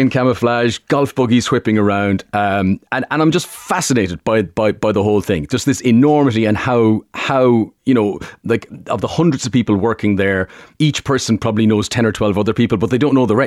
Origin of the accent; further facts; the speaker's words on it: Limerick, Munster, Ireland; a strong Limerick accent where I'm from.